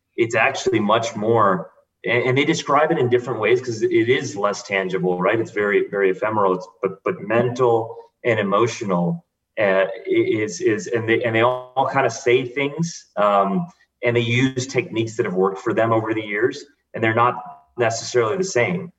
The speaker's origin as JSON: {"language": "English", "town": "Houston", "region": "Texas", "country": "United States", "tie": "born or raised there", "said": "I grew up in Houston"}